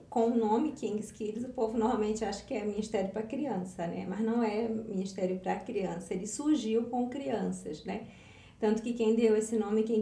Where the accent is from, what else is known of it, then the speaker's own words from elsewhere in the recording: North Region, Brazil; sou do norte do Brasil